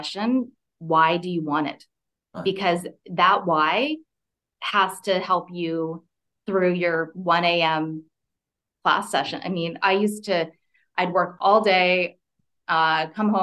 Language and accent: English; Canada; moved away; also born or lived in California; I grew up in Canada, and I was living in California